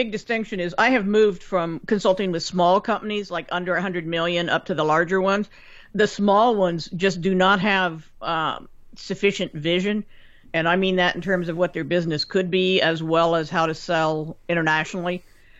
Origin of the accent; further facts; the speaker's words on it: Kansas, United States; moved away as an adult; now in Cleveland, United States; Growing up in Kansas